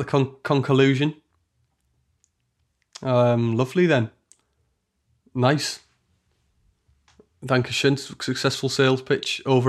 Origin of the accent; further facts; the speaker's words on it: Teesside, North East England, United Kingdom; I'm from Teesside